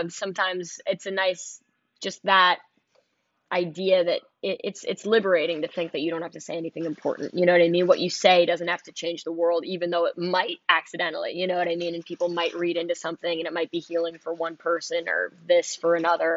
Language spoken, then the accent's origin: English; New York City, New York, United States; I'm from Manhattan